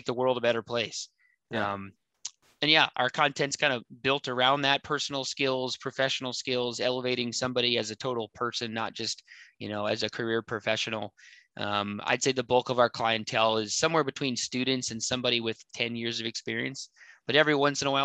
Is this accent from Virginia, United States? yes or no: yes; Virginia, United States; moved away as an adult; now in Seattle, United States; I grew up in Virginia. I lived there for 23 years.